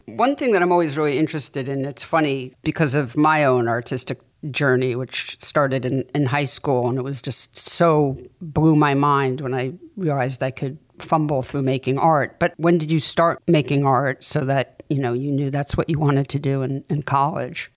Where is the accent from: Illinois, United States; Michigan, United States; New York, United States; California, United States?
New York, United States; New York City; I grew up in New York City going to the Museum of Natural History